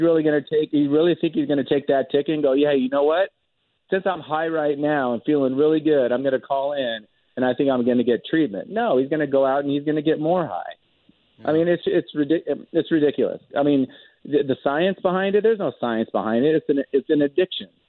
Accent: Medford, Oregon, United States; also born or lived in Portland, Oregon; I grew up in Oregon. Um, would come to Portland from from up from Medford

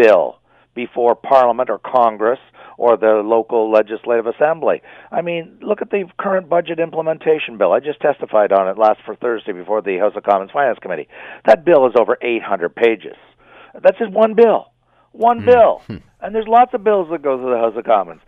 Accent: Canada; I'm as Canadian as can be

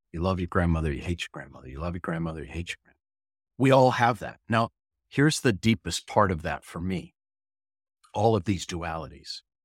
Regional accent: St. Louis Park, Minnesota, United States; I was born in Saint Louis Park, Minnesota on June third in nineteen sixty

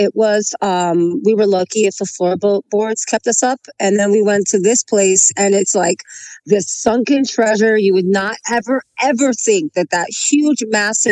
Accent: Long Beach, California, United States; Long Beach. I'm all Los Angeles all my life. Oh. I'm an LA native.

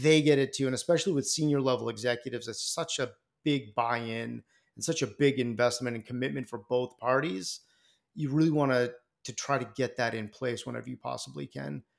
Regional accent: Boston, Massachusetts, United States; Boston guy out here in, uh, in my hometown

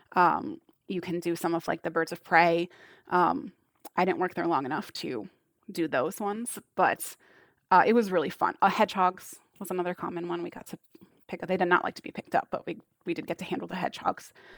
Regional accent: United States; accent: American; my American accent

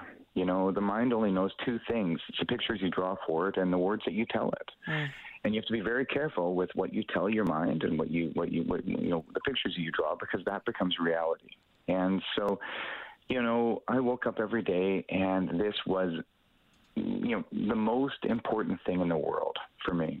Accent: High River, Alberta, Canada; I grew up as a Canadian. I grew up in High River, Alberta.

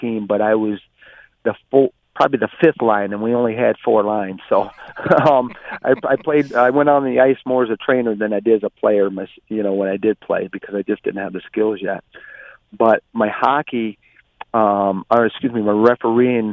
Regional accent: Flint, Michigan, United States; In Flint, it's quite an urbanized community, and when I was growing up, the normal games were football and basketball

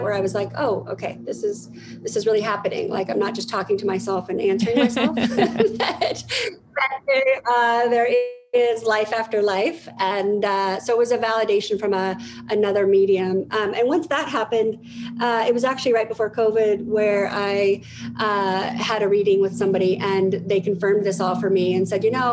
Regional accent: Denver, Colorado, United States; I am in Denver, Colorado. I've been here all my life

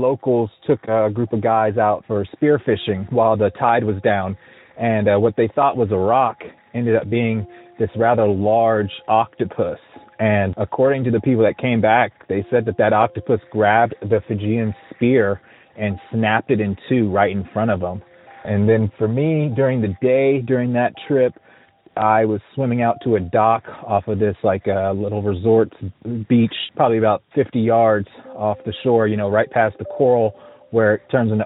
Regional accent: Montclair, Virginia, United States; also born or lived in California; now in Georgia, United States; I'm from Montclair, Virginia, which is a neighborhood about 5 miles long

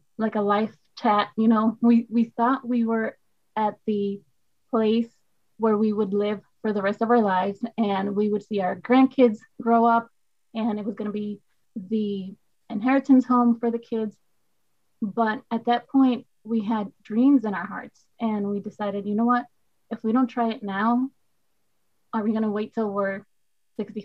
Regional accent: Puerto Rico; first language Spanish; English is a second language; moved away as an adult; also born or lived in United States; now in Midwest, United States; I am a boricua de pura cepa. Uepa. That means born and raised in Puerto Rico.

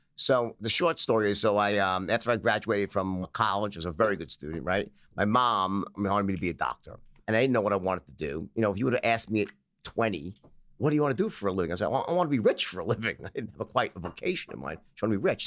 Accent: New York City, New York, United States; Grew up in Bayside, Queens.

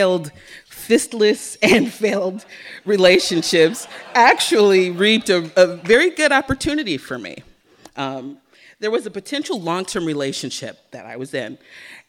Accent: San Francisco, California, United States; San Francisco is my hometown

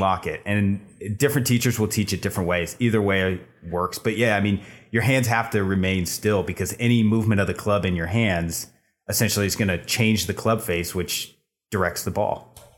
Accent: Bay Area, California, United States; moved away as an adult; now in Los Angeles, United States; I'm originally from the Bay Area. I moved down to L A to get into entertainment industry.

